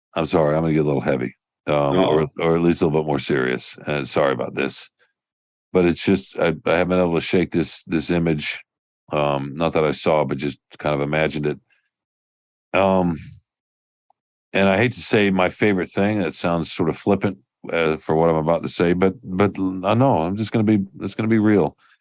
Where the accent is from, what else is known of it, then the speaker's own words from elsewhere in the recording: the South, United States; I'm a Southerner